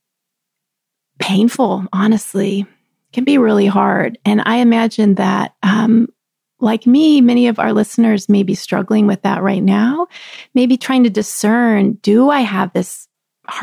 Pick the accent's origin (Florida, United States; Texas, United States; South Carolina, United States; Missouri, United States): Texas, United States; moved away; also born or lived in Chicago, Illinois; I grew up in the South. I grew up in Texas with roots in the country